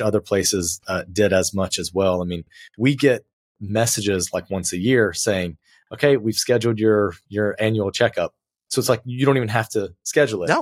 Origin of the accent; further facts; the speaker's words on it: United States; moved away as an adult; now in Porto, Portugal; as an American